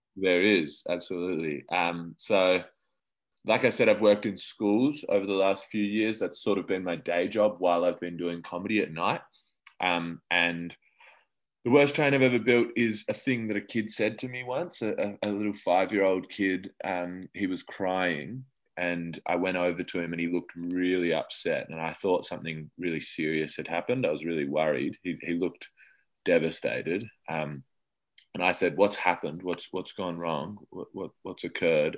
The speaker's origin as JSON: {"language": "English", "town": "Adelaide", "region": "South Australia", "country": "Australia", "tie": "born or raised there", "moved": "as an adult", "lives_now": "Melbourne, Australia", "said": "I grew up in Adelaide"}